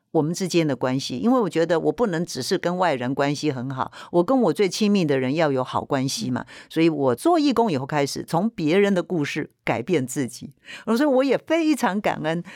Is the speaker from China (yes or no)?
no; Penghu County, Taiwan; moved away; also born or lived in Taipei; 我从澎湖来到台北念书